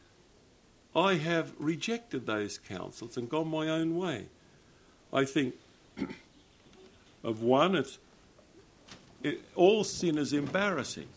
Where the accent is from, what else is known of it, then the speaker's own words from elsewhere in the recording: Australia; I'm an Australian